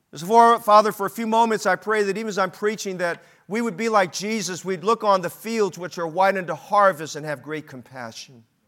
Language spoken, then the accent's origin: English; Oakland, California, United States; We moved to a different part of Oakland.